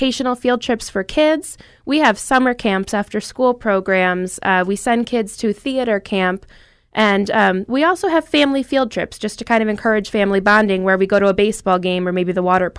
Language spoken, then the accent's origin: English; Dunmore, Pennsylvania, United States; I'm from Dunmore, big family